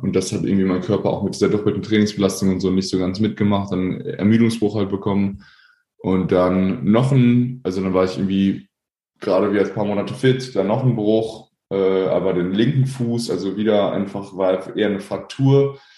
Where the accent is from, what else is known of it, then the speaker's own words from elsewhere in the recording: Paderborn, North Rhine-Westphalia, Germany; also born or lived in Korbach / Sauerland; dann bin ich halt ab dem dritten Lebensjahr mit meinen Eltern, mit meinen jungen Eltern nach Paderborn gezogen und äh, dann haben die halt nebenher noch studiert und dann bin ich halt auch zur Schule gegangen